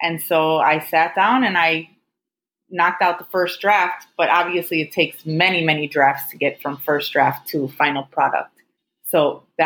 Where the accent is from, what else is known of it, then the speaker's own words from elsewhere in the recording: Chicago, Illinois, United States; moved away as an adult; also born or lived in Houston; now in Miami, United States; I'm originally from Chicago